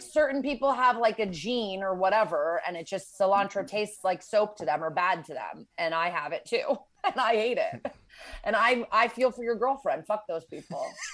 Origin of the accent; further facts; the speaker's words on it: Connecticut, United States; now in Los Angeles, United States; I am from Connecticut